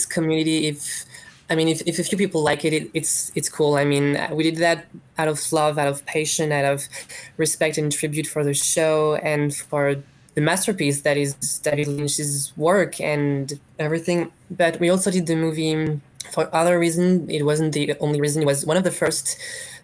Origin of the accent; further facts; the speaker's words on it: France; We're from France